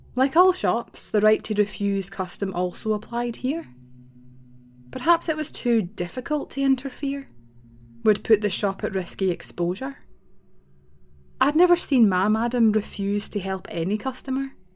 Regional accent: Scotland, United Kingdom; as a Scottish person

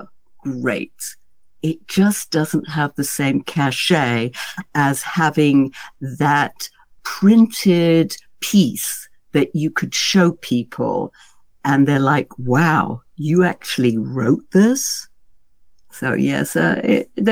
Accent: United Kingdom; being a Brit

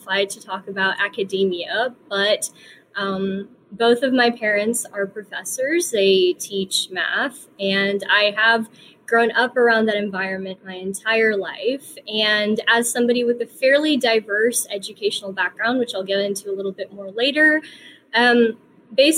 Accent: the South, United States; I was born here in the US. I was also born and raised in the South, and that is where I attend university. So I am a true Southerner

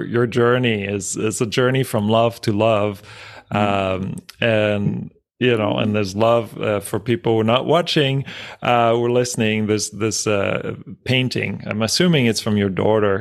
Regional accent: France; moved away; I grew up in France

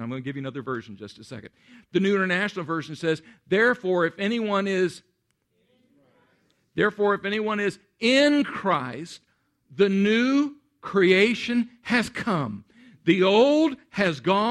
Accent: Central Texas, United States; moved away; I grew up in Central Texas

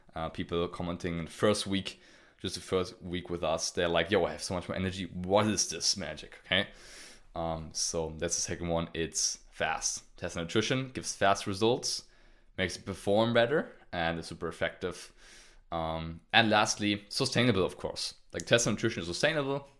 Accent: Germany; I'm from Germany

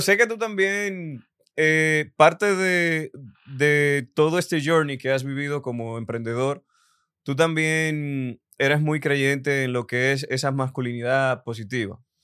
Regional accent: Dominican Republic; yo como dominicano también te veo como una inspiración

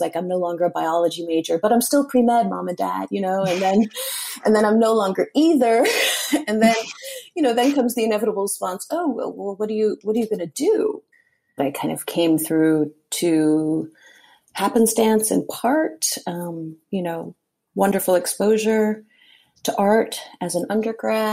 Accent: Hialeah, Florida, United States; I was born in Hialeah, Florida. Both of my parents are Cuban

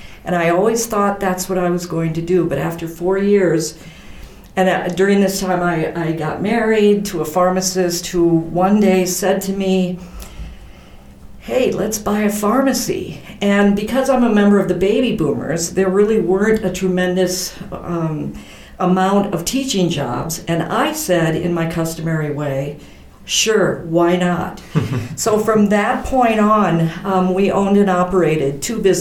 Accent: Decorah, Iowa, United States; also born or lived in Lamar, Colorado / Dubuque, Iowa; I was born in Lamar, Colorado, and when I was four, we moved to Decorah, Iowa. And it's funny because we had five children in my family. And in Decorah, the kids would always say, oh, you must be Catholic. You have five children. But then we moved to Dubuque when I was 12 years old

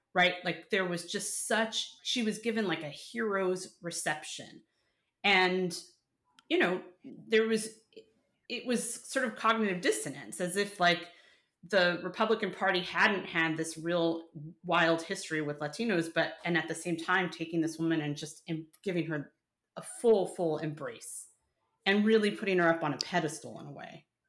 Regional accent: New York, United States; moved away; The New Yorker in me, Mike. I'm not a New Yorker anymore, but the New Yorker in me

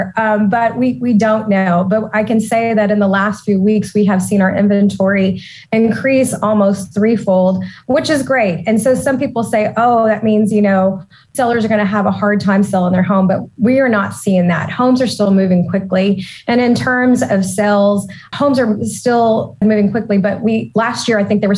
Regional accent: Austin, Texas, United States; I was born and raised in Austin. And so as a native Austinite

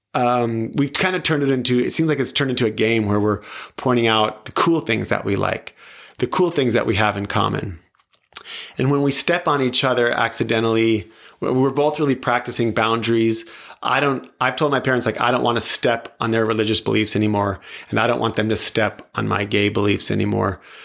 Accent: New Mexico, United States; moved away; also born or lived in Tri-Cities, Washington / Palm Springs, California; I grew up in, I grew up in New Mexico, but I was in Washington, Eastern Washington

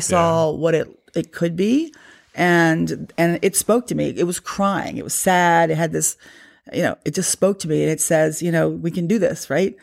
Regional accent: Loudoun County, Virginia, United States; I grew up probably, what, um, two, three miles from here

